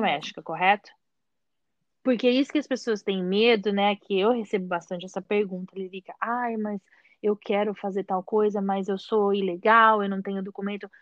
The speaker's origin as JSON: {"language": "Portuguese", "country": "Brazil", "moved": "yes", "said": "a gente vem do Brasil"}